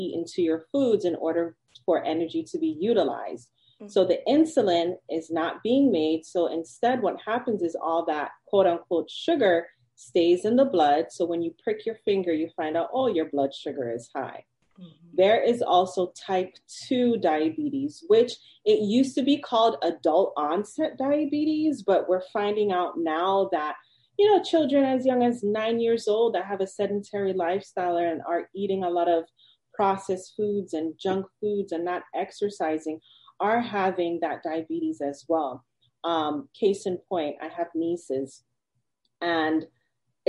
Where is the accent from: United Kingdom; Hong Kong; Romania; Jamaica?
Jamaica; I'm Jamaican